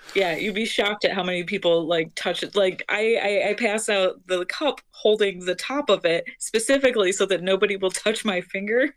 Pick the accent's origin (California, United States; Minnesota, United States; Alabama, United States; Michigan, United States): Michigan, United States; Detroit; moved away as an adult; also born or lived in Chicago / Oregon; I'm from Detroit